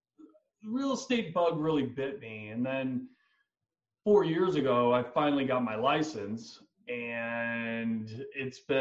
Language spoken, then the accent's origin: English; Indiana, United States; now in Scottsdale, United States; I'm from Indiana